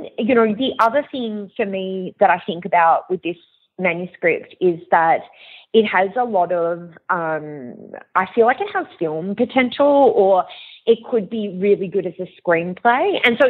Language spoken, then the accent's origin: English; Long Island, New York, United States; I grew up partly in America, and I grew up in Long Island, and this is where this crime had occurred.